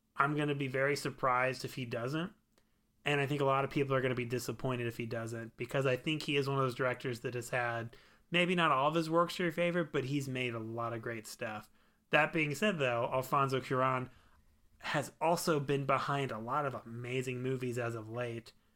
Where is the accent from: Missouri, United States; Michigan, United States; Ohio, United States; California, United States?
Missouri, United States; We are bumpkins from Missouri